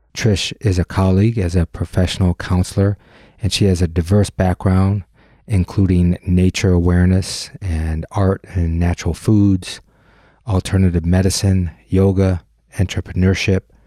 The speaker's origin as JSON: {"language": "English", "region": "Michigan", "country": "United States", "tie": "born or raised there", "said": "We have that commonality of growing up in Michigan"}